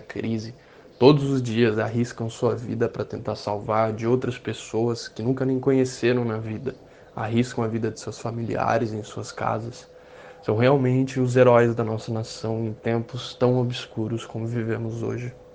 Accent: Brazil; Como brasileiro

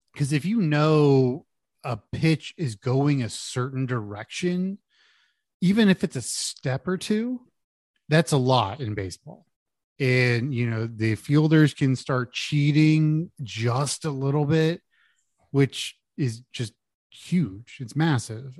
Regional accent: Houston, Texas, United States; I grew up in Houston.

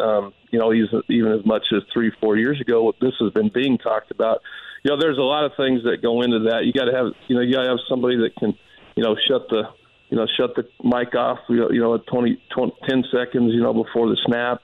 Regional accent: Denver, Colorado, United States; growing up in Denver, being a Denver Broncos fan

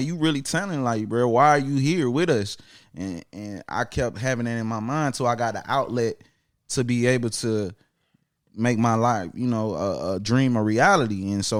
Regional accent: Atlanta, Georgia, United States; also born or lived in South Carolina; I was born in Atlanta, you know, 1990. I'm a 90s baby. Georgia Baptist Hospital. Went to South Carolina for a few years. Came back to Atlanta right after doing Apollo at 7 years old.

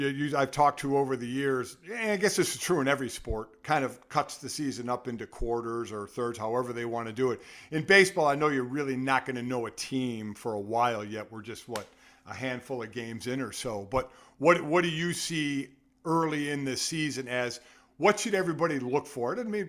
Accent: Cleveland, Ohio, United States; I grew up in Cleveland. So, listen, okay, that is my hometown.

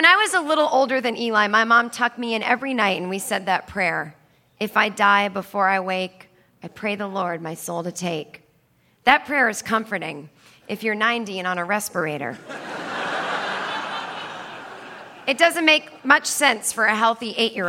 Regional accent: Needham, Massachusetts, United States; where I grew up in Needham, Massachusetts

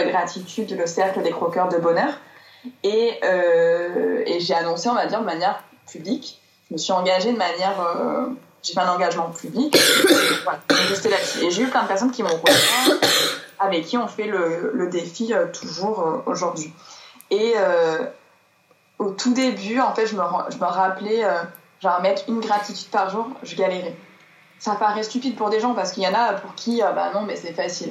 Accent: Marseille, Provence-Alpes-Côte d'Azur, France; moved away as an adult; also born or lived in Auvergne; je suis née, j'ai grandi à Marseille dans le sud de la France

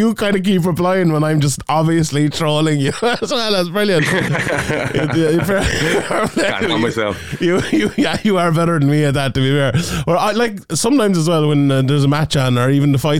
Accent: Ireland; as Irish MMA fans

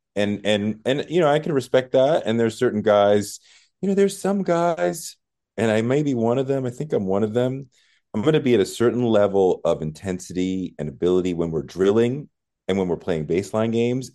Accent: New England, United States; I grew up in New England

